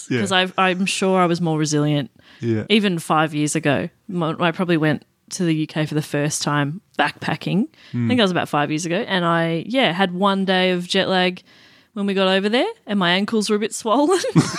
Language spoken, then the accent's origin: English; Wantirna South, Victoria, Australia; I grew up out in Wantirna South originally.